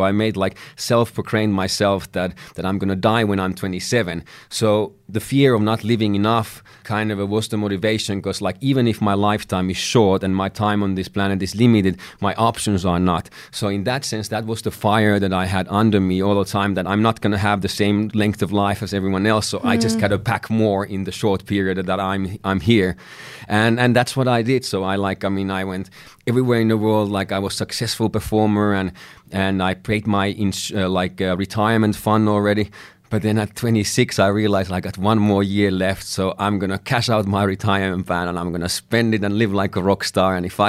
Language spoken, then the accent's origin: English; Finland; English is a second language; in my home country of Finland, it was something that was illegal.